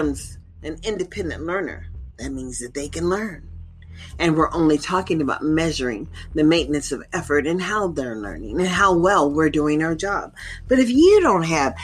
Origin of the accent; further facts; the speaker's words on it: United States; now in Nevada, United States; We, as American people